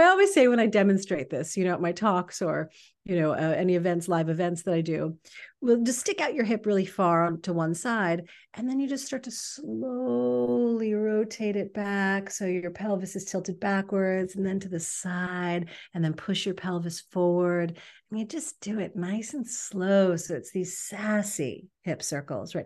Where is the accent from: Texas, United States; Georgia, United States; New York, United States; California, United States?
New York, United States; New York City; now in Los Angeles, United States; I'm from New York City originally. Now I, I've lived in Los Angeles a long time